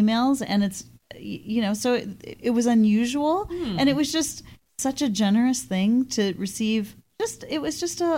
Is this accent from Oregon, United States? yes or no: yes; Portland, Oregon, United States; I'm from Portland, Oregon